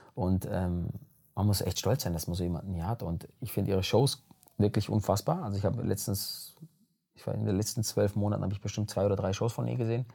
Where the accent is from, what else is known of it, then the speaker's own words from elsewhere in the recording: Germany; aus Italien kommen meine Eltern, aber ich bin in Deutschland geboren.